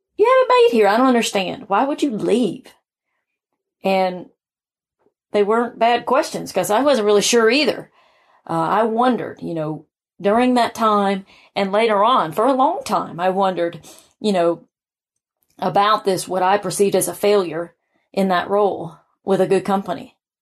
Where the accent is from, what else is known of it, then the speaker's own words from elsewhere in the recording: South Carolina, United States; moved away as an adult; now in Atlanta, United States; I had moved to Atlanta from my hometown of South Carolina